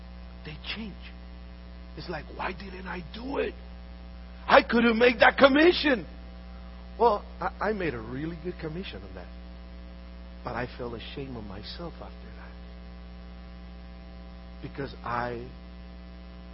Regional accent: Honduras; moved away; I'm from Honduras. I was born in Honduras.

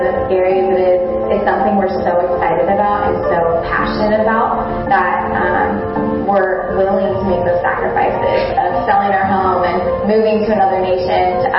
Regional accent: Northern California, United States; We are from Northern California.

